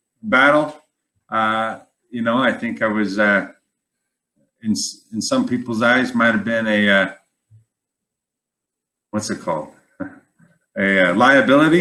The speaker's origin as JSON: {"language": "English", "region": "Wyoming", "country": "United States", "tie": "born or raised there", "moved": "yes", "said": "I was born and raised in Wyoming"}